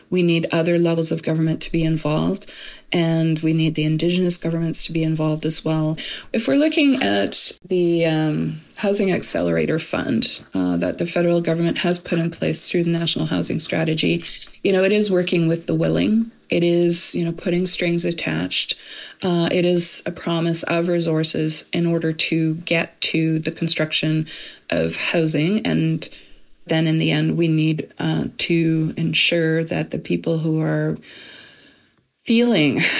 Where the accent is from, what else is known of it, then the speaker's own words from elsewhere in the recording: Edmonton, Alberta, Canada; I grew up in Edmonton, where the winters are brutally cold. I'd never seen encampments growing up in Edmonton.